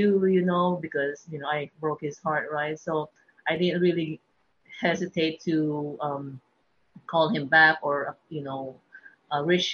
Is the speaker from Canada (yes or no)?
no; Manila, Metro Manila, Philippines; moved away as an adult; also born or lived in Idaho; now in Texas, United States; I was born and grew up in Manila, and I moved to U.S. 2005 and ended up here in Texas.